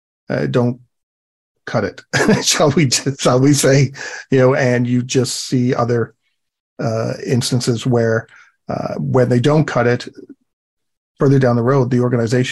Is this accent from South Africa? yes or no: no; England, United Kingdom; I'm from England.